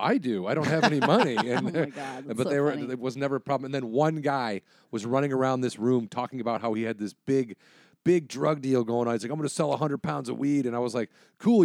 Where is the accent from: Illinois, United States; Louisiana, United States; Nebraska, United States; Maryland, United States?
Illinois, United States; also born or lived in northern Wisconsin; I'm all suburbs of Illinois, college in northern Wisconsin